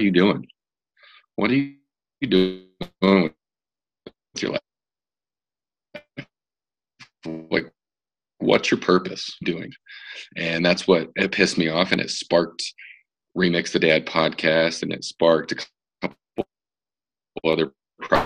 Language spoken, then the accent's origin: English; Denver, Colorado, United States; I've been here my whole life